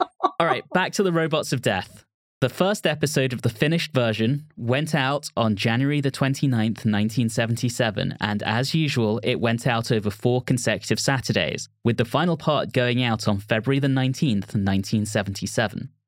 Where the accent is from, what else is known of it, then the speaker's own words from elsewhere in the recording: England, United Kingdom; being English and growing up in England